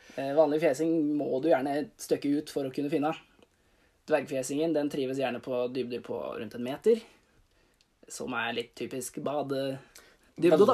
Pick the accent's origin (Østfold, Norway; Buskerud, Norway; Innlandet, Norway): Innlandet, Norway; Bøverud, Toten; Jeg er fra Bøverud.